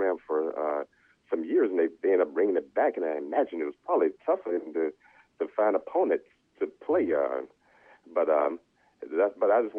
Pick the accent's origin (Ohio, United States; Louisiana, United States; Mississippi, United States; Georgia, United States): Louisiana, United States; Monroe; I grew up in the Wasp High School area.